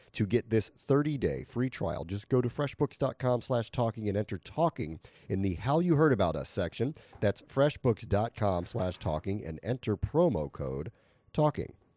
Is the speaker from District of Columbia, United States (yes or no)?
yes; Washington, District of Columbia, United States; I'm from Washington, D C